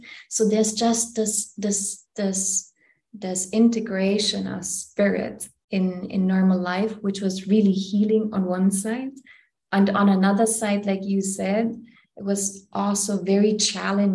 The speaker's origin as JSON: {"language": "English", "country": "Germany", "also_born_or_lived": "India", "moved": "yes", "said": "I come from Germany originally"}